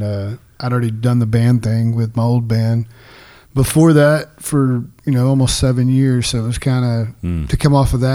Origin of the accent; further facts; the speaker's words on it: Denver City, Texas, United States; also born or lived in Andrews, Texas / Greenwood, Texas; I grew up in a little town called Denver City.